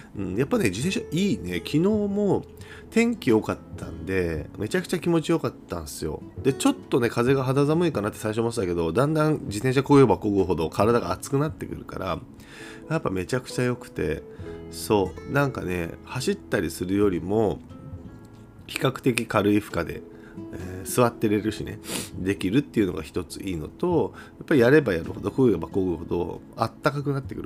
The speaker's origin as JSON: {"language": "Japanese", "region": "Kyushu", "country": "Japan", "said": "僕ら九州人は"}